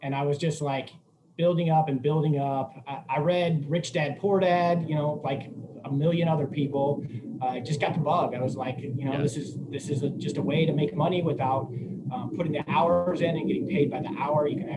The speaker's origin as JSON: {"language": "English", "region": "Midwest", "country": "United States", "tie": "born or raised there", "also_born_or_lived": "Missouri / Chicago", "moved": "as an adult", "lives_now": "San Diego, United States", "said": "I grew up in the Midwest"}